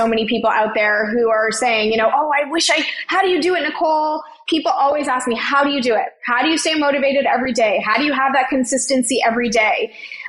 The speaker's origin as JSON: {"language": "English", "town": "Toronto", "region": "Ontario", "country": "Canada", "tie": "born or raised there", "said": "I grew up in Toronto, Ontario, Canada, and I am an only child and I'm a first generation Canadian"}